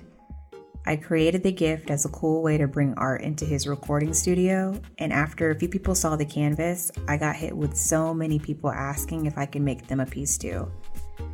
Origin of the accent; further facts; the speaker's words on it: College Park, Georgia, United States; also born or lived in Atlanta, Georgia; I grew up in College Park, Georgia, right outside of the airport